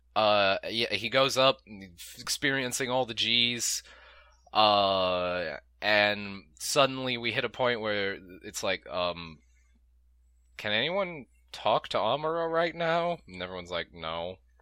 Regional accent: United States; we're american

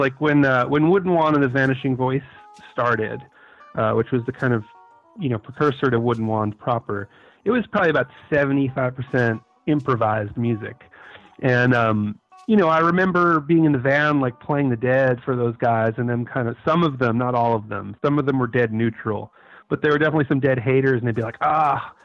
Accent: New York City, New York, United States; also born or lived in Brooklyn; I'm a New York native. I was born in Brooklyn and raised on Staten Island

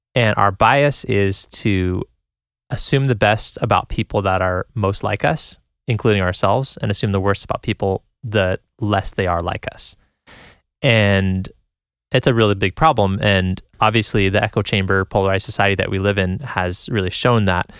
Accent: San Jose, California, United States; moved away; I'm from San Jose, California originally

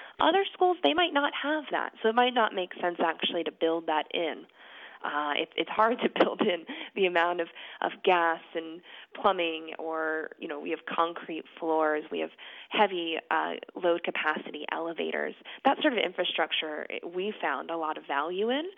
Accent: New Hope, Pennsylvania, United States; now in Philadelphia, United States; I was born in Philadelphia, not in South Philadelphia, actually closer to North Philadelphia, and then we moved out to a suburban community called New Hope, which is about 45 minutes out of the city, when I was about 6

